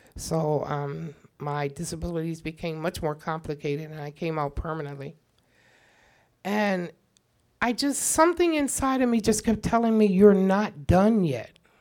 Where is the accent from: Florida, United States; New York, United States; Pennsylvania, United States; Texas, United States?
Pennsylvania, United States; Chester; moved away; also born or lived in The Hague, Netherlands; I'm from Chester